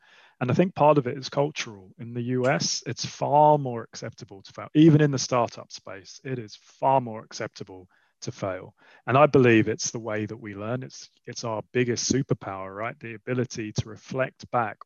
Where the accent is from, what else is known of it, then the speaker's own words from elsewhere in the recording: London, United Kingdom; also born or lived in Switzerland; I grew up in Southeast London and went to a school near Lewisham